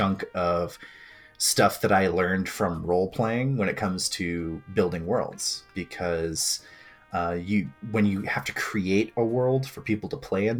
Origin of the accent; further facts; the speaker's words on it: Maine, United States; I grew up mostly in Maine